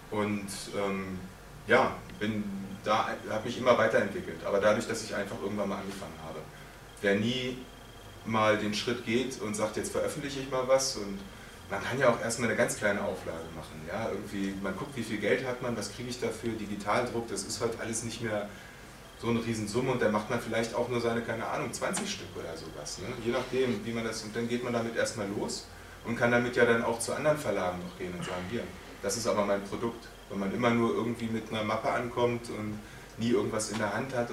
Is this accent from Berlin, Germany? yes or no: yes; Berlin, Germany; hatte mir meinen eigenen Berliner Superhelden, weil ich komme aus Berlin